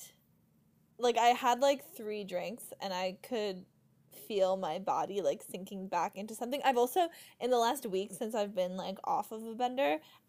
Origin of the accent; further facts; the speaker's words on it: Suffern, New York, United States; I am currently located in Suffern, New York, my hometown